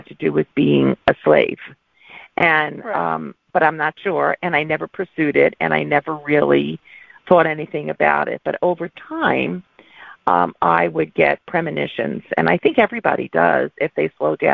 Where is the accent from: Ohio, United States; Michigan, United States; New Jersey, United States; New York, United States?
New York, United States; accent: New York; moved away as an adult; now in California, United States; I'm a New Yorker. My family in New York said I lost my accent, but out here in California where I live, everybody says, oh, are you from New York?